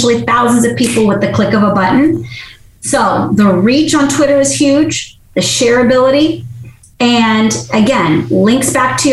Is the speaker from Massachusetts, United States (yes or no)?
yes; Massachusetts, United States; moved away; I'm originally from Massachusetts, born and raised